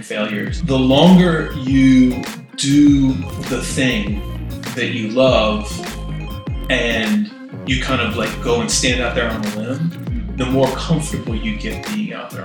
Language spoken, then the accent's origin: English; United States; moved away as an adult; also born or lived in Danville, Virginia / Raleigh, North Carolina; now in New York, United States; I grew up in Danville, Virginia, and Raleigh, North Carolina, and moved to New York when I was 18